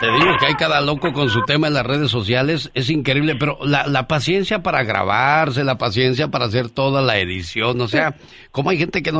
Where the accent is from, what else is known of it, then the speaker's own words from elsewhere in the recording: Guerrero, Mexico; yo todavía andaba allá en mi tierra